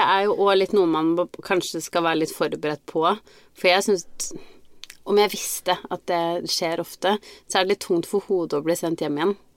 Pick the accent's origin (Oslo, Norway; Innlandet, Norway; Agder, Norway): Innlandet, Norway; Biri; moved away; vært eh, hjemme på Biri